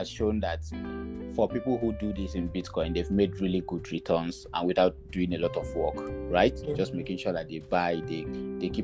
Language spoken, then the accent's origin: English; Jos, Plateau, Nigeria; moved away as an adult; also born or lived in Abuja / Ghana; I'm from Jos, that's Plateau State